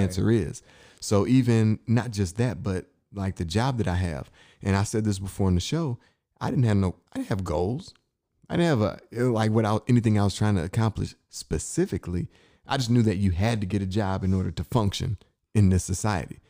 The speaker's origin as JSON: {"language": "English", "town": "Inkster", "region": "Michigan", "country": "United States", "moved": "yes", "said": "I'm from Inkster, Michigan"}